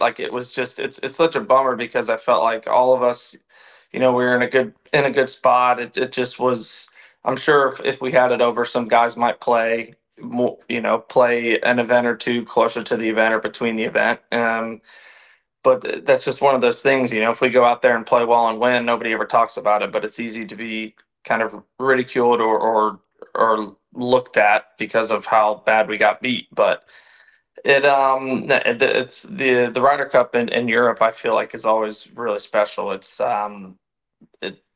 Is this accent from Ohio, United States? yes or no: no; Louisville, Kentucky, United States; moved away; winning a major in my hometown